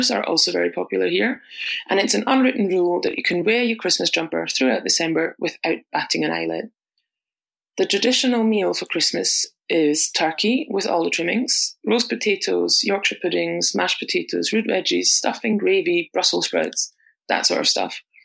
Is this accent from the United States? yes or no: no; Austria; moved away as an adult; now in Glasgow, United Kingdom; I'm originally from Austria, but moved to Glasgow in Scotland